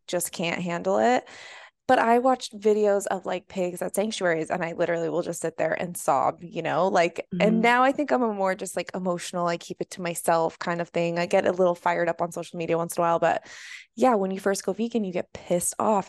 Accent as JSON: {"language": "English", "town": "Boulder", "region": "Colorado", "country": "United States", "also_born_or_lived": "San Francisco", "moved": "yes", "lives_now": "San Diego, United States", "said": "I'm from Boulder, Colorado."}